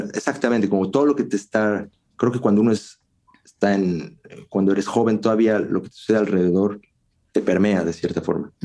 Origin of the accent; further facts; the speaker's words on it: Mexico; moved away as an adult; also born or lived in Russia; now in Czech Republic; yo me fui de México